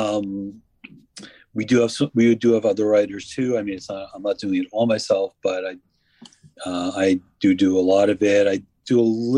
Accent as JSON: {"language": "English", "region": "New York metropolitan area", "country": "United States", "tie": "born or raised there", "also_born_or_lived": "New Jersey", "said": "I grew up in New Jersey and New York, various towns. So I've been in the New York, New Jersey area my whole life"}